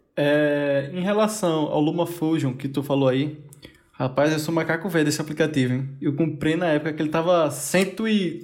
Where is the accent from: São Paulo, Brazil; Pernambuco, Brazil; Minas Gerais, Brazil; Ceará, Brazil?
Pernambuco, Brazil; Caruaru; eu sou de Caruaru, Pernambuco, um pinguim de Pernambuco só